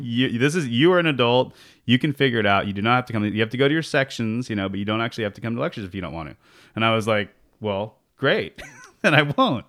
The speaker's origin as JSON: {"language": "English", "town": "San Jose", "region": "California", "country": "United States", "tie": "born or raised there", "also_born_or_lived": "Santa Barbara", "said": "I grew up in, uh, San Jose. I'm actually a fifth generation San Josean, uh, and grew up in East San Jose"}